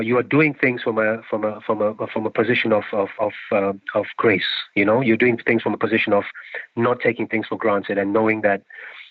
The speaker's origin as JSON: {"language": "English", "region": "London", "country": "United Kingdom", "tie": "born or raised there", "said": "I grew up in West London"}